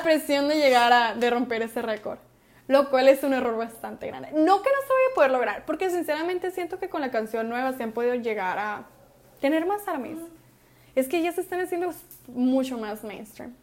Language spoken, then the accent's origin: Spanish; Hermosillo, Sonora, Mexico; somos de Hermosillo